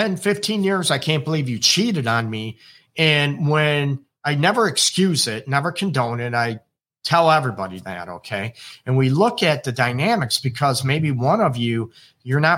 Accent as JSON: {"language": "English", "country": "United States", "lives_now": "Detroit, United States", "said": "I am American. I'm in Detroit, Michigan, United States."}